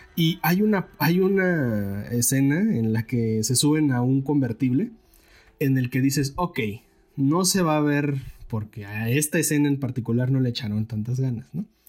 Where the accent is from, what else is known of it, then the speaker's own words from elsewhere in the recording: Mexico; yo también soy mexicano